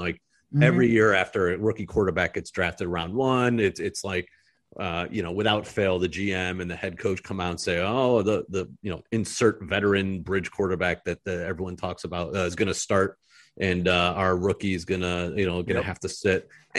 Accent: Cleveland, Ohio, United States; my hometown downtown here in Cleveland

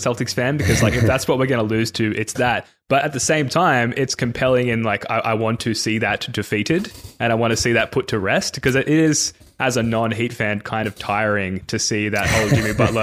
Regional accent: Australia; also born or lived in Sydney; an Aussie Hoops fan

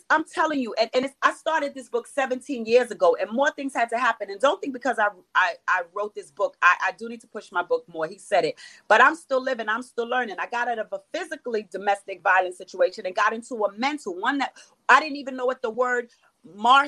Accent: New York City, New York, United States; also born or lived in Florida; growing up in East New York in the 80s

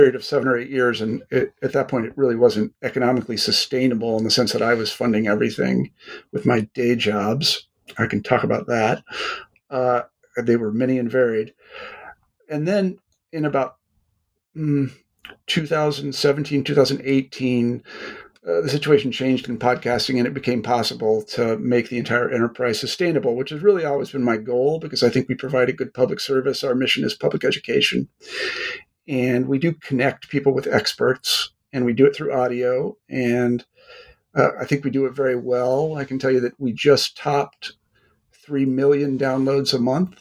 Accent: Kansas, United States; I was a kid from Kansas

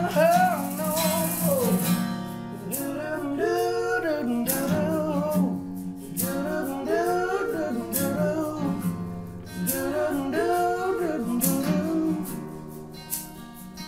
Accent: Waco, Texas, United States; I've lived here in Waco my whole life. My whole family lives here

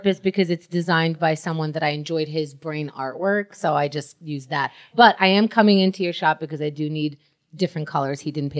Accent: New York City, New York, United States; But I grew up in Queens

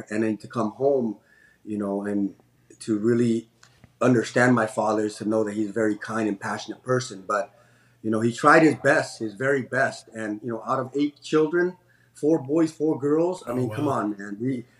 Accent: Cambodia; now in San Francisco, United States; Yeah, I'm originally from Cambodia. So I was born in Cambodia in 1979, and we were, grateful enough to be able to, be given the opportunity to live as American citizens here.

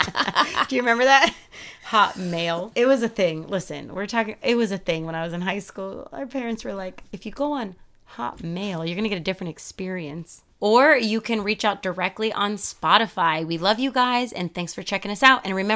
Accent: Pennsylvania, United States; I am.

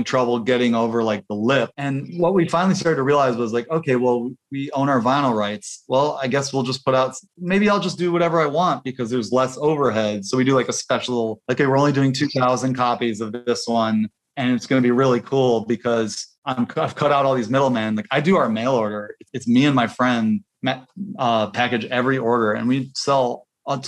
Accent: Bloomington, Indiana, United States; we're from Bloomington, Indiana, very similar, small college town

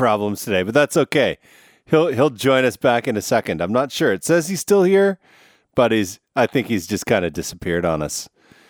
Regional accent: Vancouver, British Columbia, Canada; born or raised there

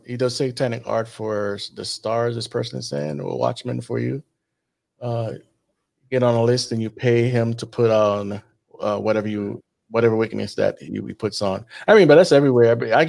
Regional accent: Miami, Florida, United States; I'm from Miami, so, or, you know.

